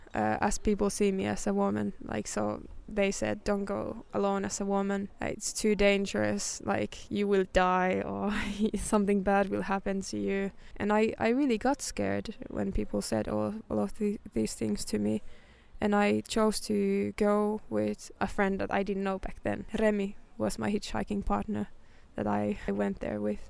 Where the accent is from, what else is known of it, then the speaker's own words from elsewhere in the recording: Finland; moved away as an adult; also born or lived in London; when I moved away from Finland for the first time